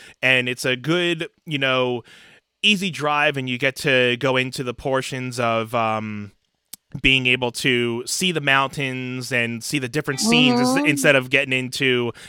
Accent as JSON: {"language": "English", "town": "Philadelphia", "region": "Pennsylvania", "country": "United States", "said": "…, where are you from? So ask me where I'm from. I'm actually right outside of Philadelphia, PA."}